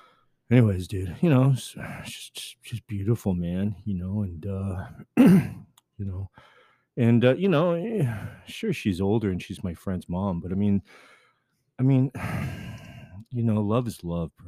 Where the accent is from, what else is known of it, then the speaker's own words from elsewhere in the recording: Dallas, Texas, United States; I'm from Dallas, you know, Dallas, right?